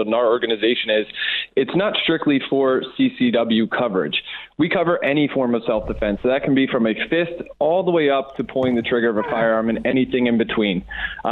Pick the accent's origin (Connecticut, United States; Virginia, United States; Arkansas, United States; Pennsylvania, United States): Pennsylvania, United States; Philadelphia; now in California, United States; originally I'm from Philadelphia. When I came out to California